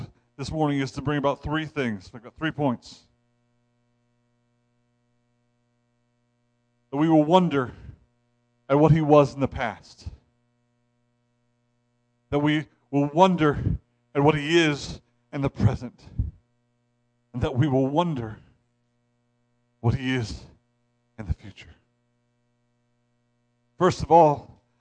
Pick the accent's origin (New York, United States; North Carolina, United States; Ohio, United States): Ohio, United States; now in Maine, United States; I'm from Ohio. You do not see the Northern Lights in Ohio. I moved to Maine